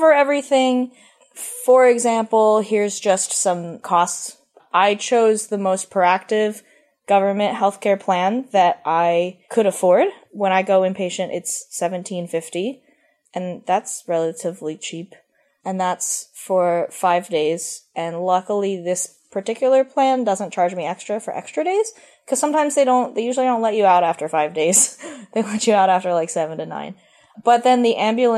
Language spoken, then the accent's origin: English; Philadelphia, Pennsylvania, United States; moved away as an adult; also born or lived in Columbus, Ohio; I'm from Philadelphia